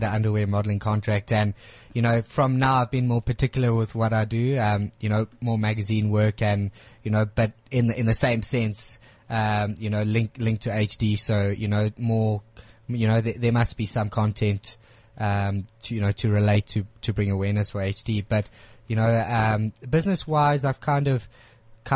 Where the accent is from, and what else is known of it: South Africa